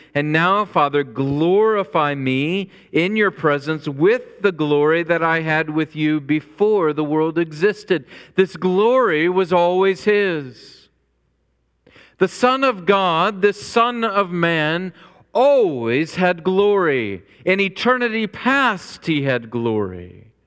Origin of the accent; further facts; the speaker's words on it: Springfield, Illinois, United States; moved away as an adult; also born or lived in rural North Carolina; I grew up in Springfield, Illinois, which is the hometown of Abraham Lincoln